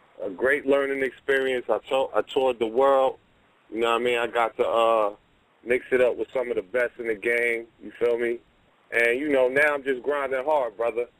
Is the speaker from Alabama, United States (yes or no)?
no; New York City, New York, United States; now in New Jersey, United States; I'm from Brooklyn, but I'm out in Jersey. I've been out here for half my life